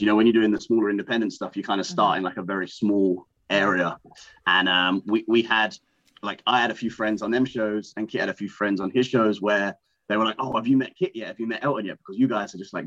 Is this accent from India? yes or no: no; England, United Kingdom; moved away as an adult; now in United States; being English